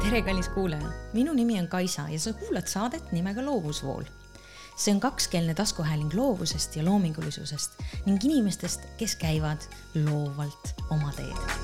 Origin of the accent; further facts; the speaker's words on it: Supilinn, Tartu County, Estonia; minu lapsepõlveradadel, kust mina pärit olen